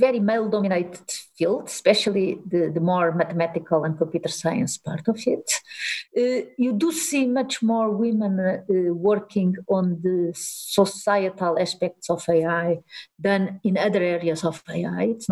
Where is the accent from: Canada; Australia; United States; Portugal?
Portugal; moved away as an adult; also born or lived in Delft; I'm born and raised in Portugal